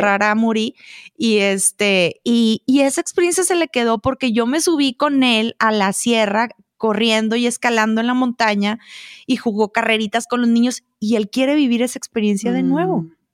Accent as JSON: {"language": "Spanish", "town": "Monterrey", "region": "Nuevo León", "country": "Mexico", "moved": "as an adult", "lives_now": "Chihuahua, Mexico", "said": "yo soy regia"}